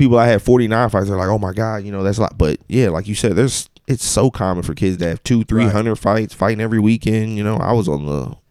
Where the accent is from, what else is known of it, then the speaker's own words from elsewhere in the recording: Ferguson, Missouri, United States; I grew up in Ferguson.